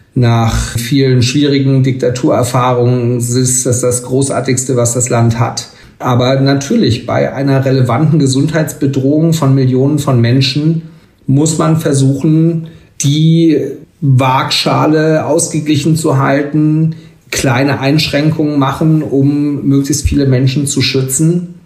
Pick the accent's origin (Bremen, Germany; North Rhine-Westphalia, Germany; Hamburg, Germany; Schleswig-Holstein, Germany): Schleswig-Holstein, Germany; in meinem Heimatland Schleswig-Holstein